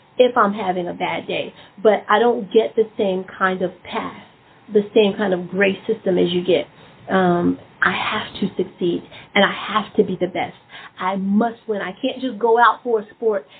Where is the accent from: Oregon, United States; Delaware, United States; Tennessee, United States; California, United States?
Tennessee, United States; Memphis; I'm from Memphis